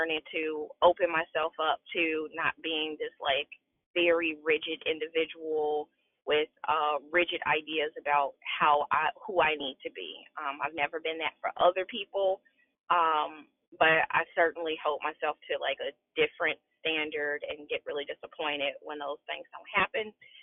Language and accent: English; Chicago, Illinois, United States; moved away as an adult; now in West Central Indiana, United States; I was born and raised in Chicago